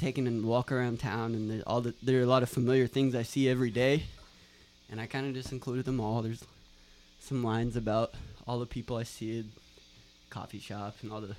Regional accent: Boonville, Indiana, United States; moved away as an adult; now in Bloomington, United States; I'm from Booneville.

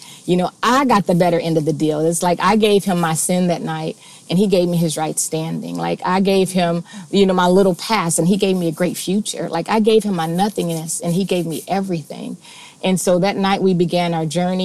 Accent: Cincinnati, Ohio, United States; I was born and raised in Cincinnati

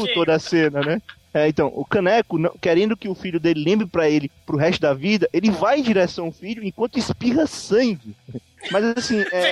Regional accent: Fortaleza, Ceará, Brazil; eu sou de Fortaleza, Ceará

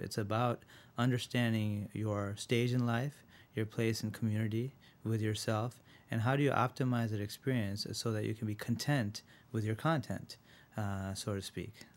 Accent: Rochester, New York, United States; also born or lived in India; I was born in India, uh, and when I was seven, I moved to Rochester.

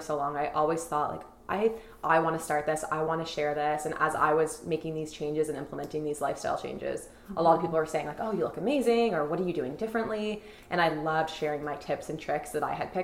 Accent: Toronto, Ontario, Canada; I grew up in Toronto, Midtown

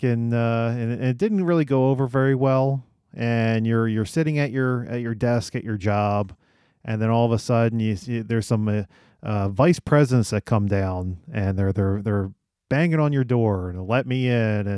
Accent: Voorhees, New Jersey, United States; I was born in Voorhees

